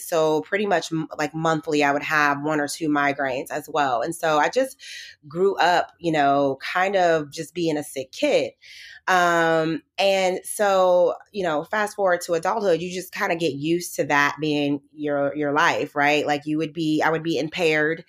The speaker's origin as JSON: {"language": "English", "region": "Midwest", "country": "United States", "tie": "born or raised there", "said": "And so I grew up in the Midwest. I'm from the Midwest."}